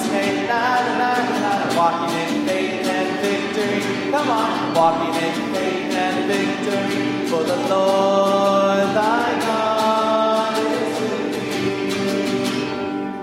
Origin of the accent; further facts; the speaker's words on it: San Jose, California, United States; I'm from San Jose